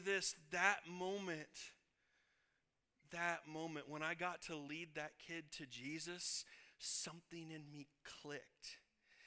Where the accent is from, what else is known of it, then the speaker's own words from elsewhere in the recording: Illinois, United States; moved away as an adult; also born or lived in Kansas; I was born and raised in Illinois